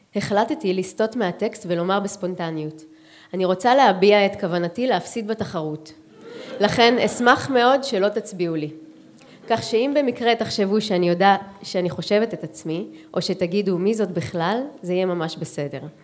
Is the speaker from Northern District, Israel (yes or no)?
no; Holon, Tel Aviv District, Israel; לשורשים שלי של שנות התשעים בחולון